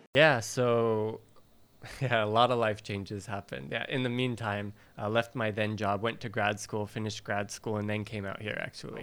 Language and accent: English; Valley Center, California, United States; moved away as an adult; now in Japan; I'm originally from uh, Southern California, near San Diego, a very small town that people have never heard